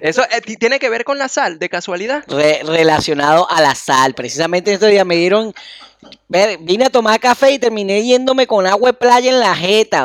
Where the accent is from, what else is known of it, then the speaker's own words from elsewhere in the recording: Carrizal, Miranda, Venezuela; moved away; also born or lived in Caracas; soy de Carrizal